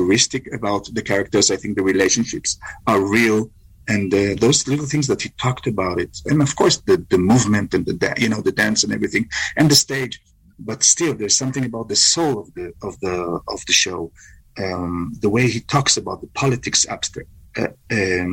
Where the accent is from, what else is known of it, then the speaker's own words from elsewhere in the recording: Israel; because I'm coming from Israel